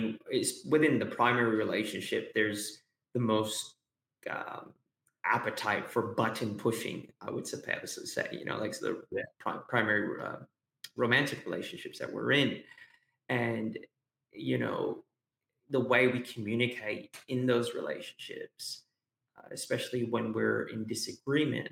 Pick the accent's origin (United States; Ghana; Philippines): United States; now in Australia